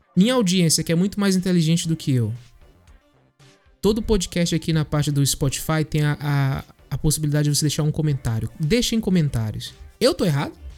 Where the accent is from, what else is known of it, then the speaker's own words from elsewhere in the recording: Northeast Region, Brazil; Eu sou nordestino.